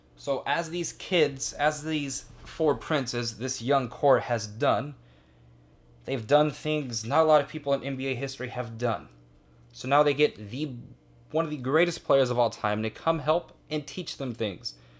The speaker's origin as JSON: {"language": "English", "town": "Fresno", "region": "California", "country": "United States", "tie": "born or raised there", "said": "Fresno State, my hometown team"}